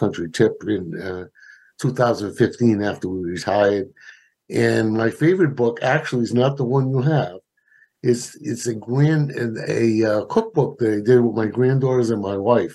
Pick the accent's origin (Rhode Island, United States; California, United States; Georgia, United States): Rhode Island, United States; Providence; now in North Providence, United States; I was born in Providence, actually South Providence, and lived there most of my life. I moved up here to North Providence when I got married